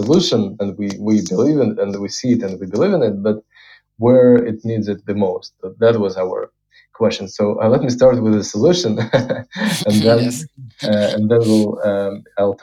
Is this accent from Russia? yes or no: yes; Moscow, Russia; I was born in Russia, in Moscow